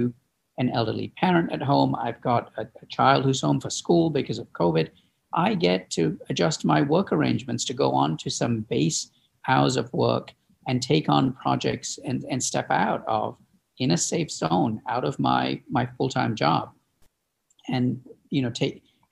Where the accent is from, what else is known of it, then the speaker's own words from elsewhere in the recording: Chicago, Illinois, United States; my hometown here in Chicago